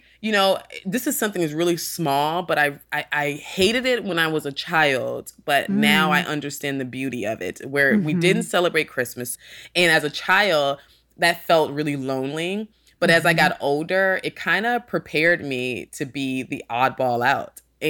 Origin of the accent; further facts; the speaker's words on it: Sandy Springs, Georgia, United States; also born or lived in New Haven, Connecticut / North Carolina; And I am from Atlanta, Georgia, mostly Sandy Springs, Georgia. That's the suburbs. And I was born in New Haven, Connecticut. And we moved to North Carolina when I was younger.